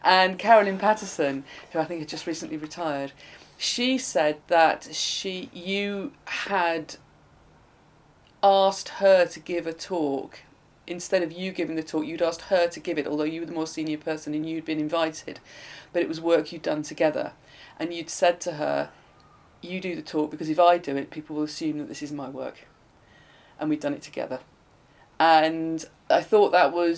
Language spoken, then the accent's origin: English; Blackburn, North West England, United Kingdom; moved away; I'm from Blackburn